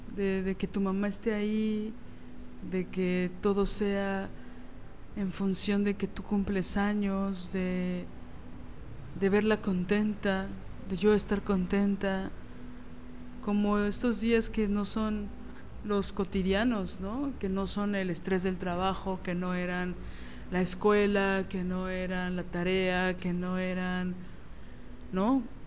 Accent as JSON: {"language": "Spanish", "region": "Mexico City", "country": "Mexico", "said": "yo soy chilanga"}